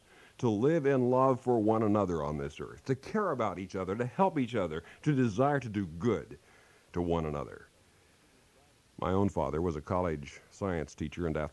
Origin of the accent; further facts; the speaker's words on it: Kansas, United States; moved away; back in my home state of Kansas